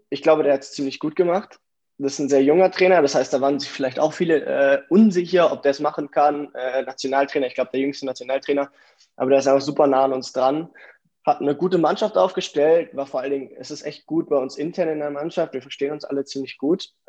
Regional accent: Munich, Bavaria, Germany; Ich komme aus München, bin dort geboren ähm, bin 16 Jahre alt

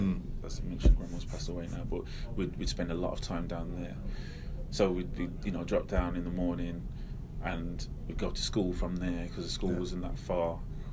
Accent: Manchester, North West England, United Kingdom; born there; also born or lived in Derby / Wolverhampton; I was born in Manchester, sort of Withenshaw, which at the time was probably the biggest council estate in Europe. And do you know what I mean? Moved to Derby, moved to Low Hill again was a crap area.

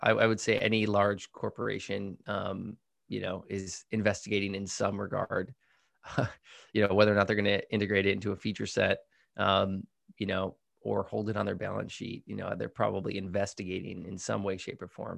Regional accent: Midwest, United States; now in California, United States; I'm from the Midwest, so I say pop

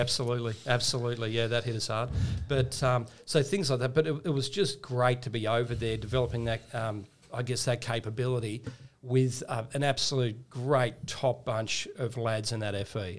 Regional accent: Tasmania, Australia; I grew up in Tasmania

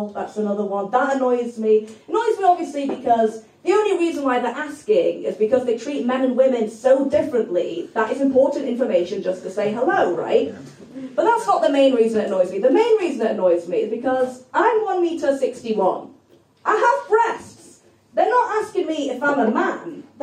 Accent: Berlin, Germany; also born or lived in United States / England; so basically, after I was born in Berlin, three weeks later we moved to America for three years, and then after America we moved to England, and then after England we moved to Berlin when I was ten. And my parents are English

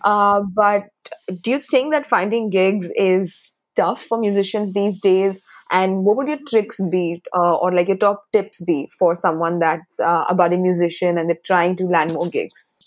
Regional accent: Chennai, Tamil Nadu, India; I grew up in Chennai

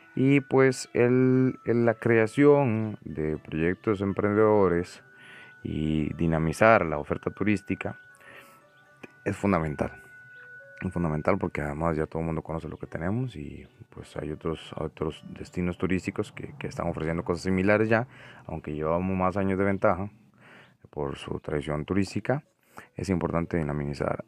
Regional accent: San Ramón, Alajuela, Costa Rica; soy nativo de un pueblo que se llama San Ramón, que está en el extremo oeste, norte del Valle Central de Costa Rica

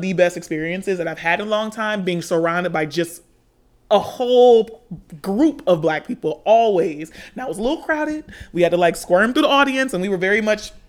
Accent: Atlanta, Georgia, United States; born and raised in Atlanta, we all know this. But growing up in Atlanta

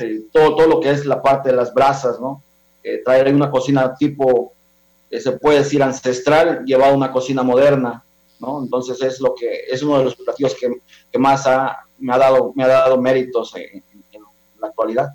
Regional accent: Mexico; los que son realmente locales como nosotros, que somos, somos de México

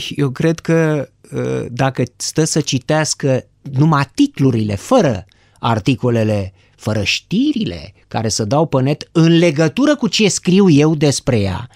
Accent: Bucharest, Romania; am stat în București. În București, sunt bucureștean.

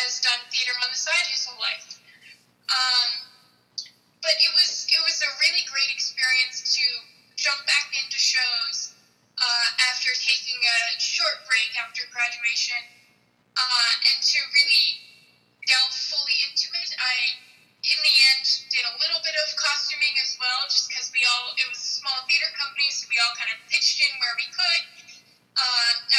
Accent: Massachusetts, United States; I am from Massachusetts, and I returned home to Massachusetts

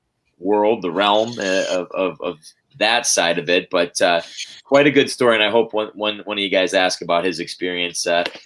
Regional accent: Lapeer, Michigan, United States; moved away as an adult; also born or lived in Minnesota; now in Fargo, United States; born and raised right outside of Flint, Michigan, in a town called Lapeer.

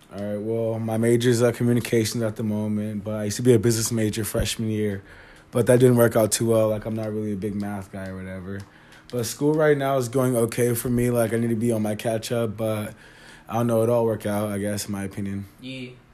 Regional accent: the Bay Area, California, United States; moved away; I'm from the Bay, and like it's pretty different up there

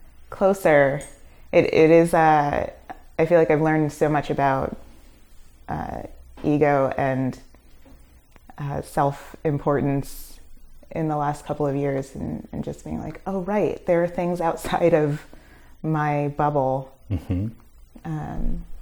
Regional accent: Brooklyn, New York, United States; I'm from Flatbush. Mm-hmm. So like being completely immersed in Caribbean culture.

